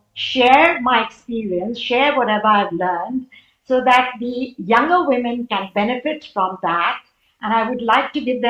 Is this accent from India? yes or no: yes; Mumbai, Maharashtra, India; moved away as an adult; go back after these 35 years to my hometown, Mumbai, India